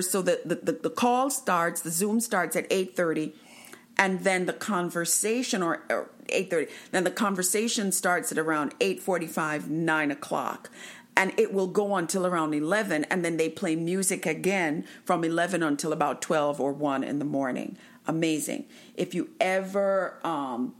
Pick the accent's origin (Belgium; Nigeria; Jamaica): Jamaica; I am from Jamaica